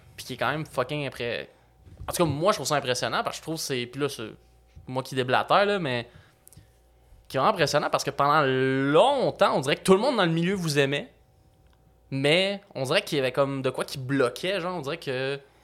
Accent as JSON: {"language": "French", "town": "Repentigny", "region": "Quebec", "country": "Canada", "said": "je viens de Repentigny"}